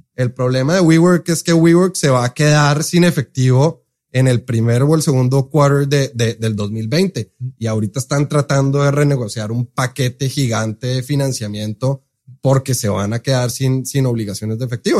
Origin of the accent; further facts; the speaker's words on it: Colombia; accent: Colombian; also born or lived in Seattle, United States; now in Mexico; soy colombiano. Entonces, por eso el acento.